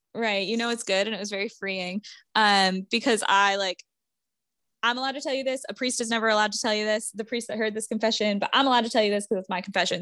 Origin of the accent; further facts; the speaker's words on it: Vermont, United States; moved away; I grew up in Vermont, so I will be in Vermont from Wednesday to Monday of Thanksgiving week.